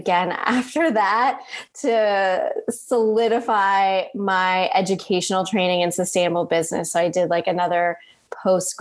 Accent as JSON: {"language": "English", "country": "Canada", "tie": "born or raised there", "also_born_or_lived": "United Kingdom / Denmark", "moved": "as an adult", "lives_now": "Los Angeles, United States", "said": "growing up there, it always feels like there's a piece of me in Canada"}